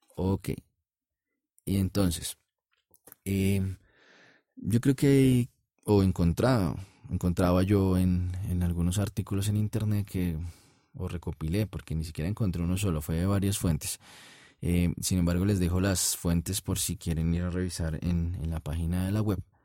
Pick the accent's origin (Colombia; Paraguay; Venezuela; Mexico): Colombia; en mi país, en Colombia